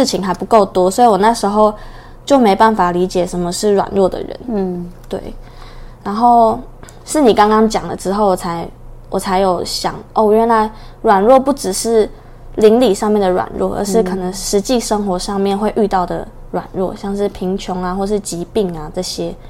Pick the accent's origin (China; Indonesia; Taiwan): Taiwan; 很高兴今天能够来到这边